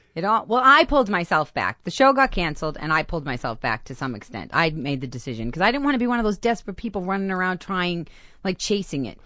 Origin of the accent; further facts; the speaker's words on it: Boston, Massachusetts, United States; accent: thick Boston; moved away as an adult; I grew up in Boston